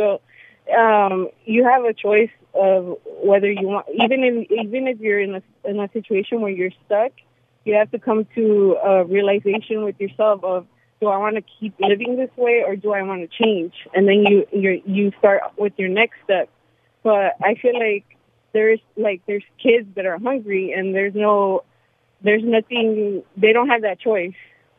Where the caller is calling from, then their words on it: Woodley Hills, Virginia, United States; Hi. Welcome to... … I'm from Woodley Hills.